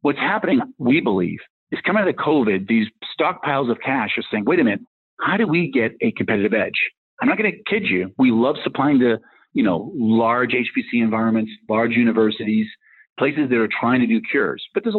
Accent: Rockland, Massachusetts, United States; Well, I grew up in Rockland, Massachusetts. It's south of South Boston, so not quite Goodwill Hunting, but kind of near there.

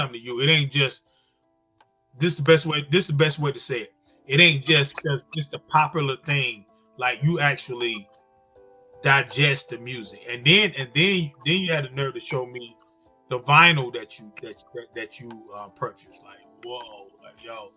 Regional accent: the South, United States; I'm from the South and I love the South

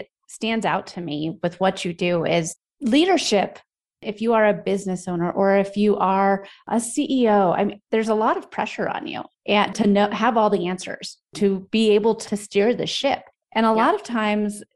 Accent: Denver, Colorado, United States; I'm from Denver

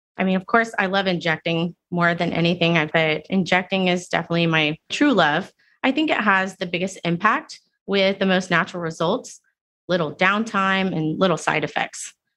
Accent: Houston, Texas, United States; moved away as an adult; also born or lived in Singapore / London; I grew up in Houston, in Cyprus

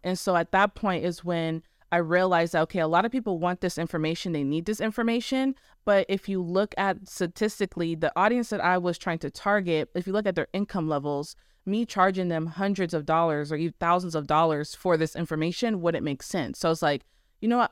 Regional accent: Arizona, United States; born or raised there; moved away as an adult; now in Texas, United States

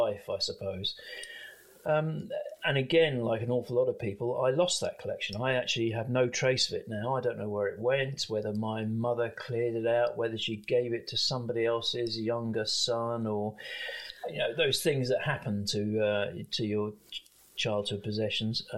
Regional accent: London, United Kingdom; I grew up in South London of Irish parents

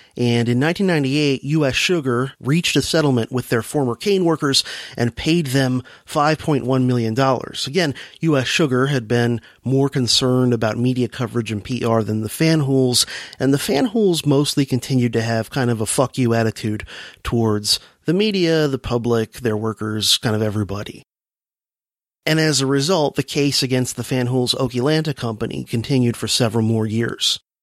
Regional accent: South Florida, United States; as a youngster growing up in South Florida

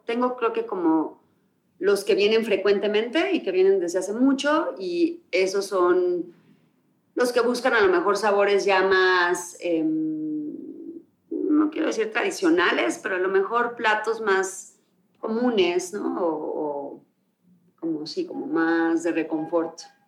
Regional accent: Mexico; Soy mexicana, crecí en México

